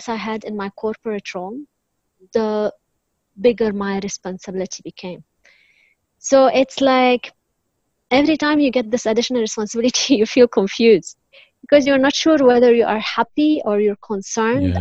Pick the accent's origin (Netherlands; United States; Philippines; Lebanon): Lebanon; I was born and raised in Lebanon.